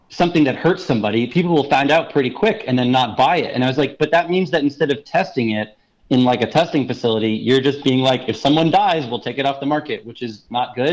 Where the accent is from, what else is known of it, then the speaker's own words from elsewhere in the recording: Brooklyn, New York, United States; My mom knitted me this hat when I was a child. Uh, growing up in Brooklyn.